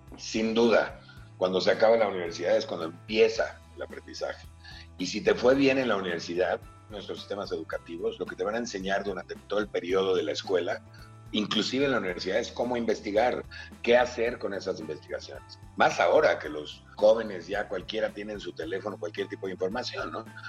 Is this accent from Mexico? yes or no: yes; Mexico; also born or lived in Philadelphia, United States; yo me fui de México a los 16 años, este, a hacer un viaje muy largo, y luego regresé a México